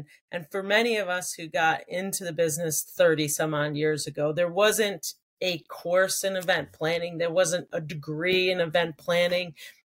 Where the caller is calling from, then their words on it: New York, United States; I'm actually joining from my house in upstate New York.